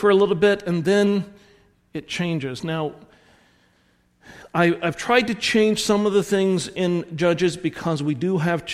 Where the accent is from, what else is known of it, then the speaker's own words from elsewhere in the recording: the South, United States; accent: southern; my southern accent